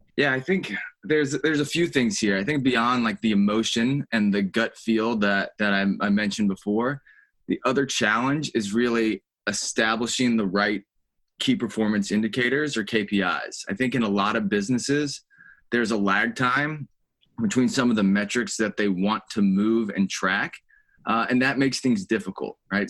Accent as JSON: {"language": "English", "town": "Charlotte", "region": "North Carolina", "country": "United States", "tie": "born or raised there", "also_born_or_lived": "Columbia, South Carolina", "moved": "as an adult", "lives_now": "Charleston, United States", "said": "I grew up in Charlotte, North Carolina"}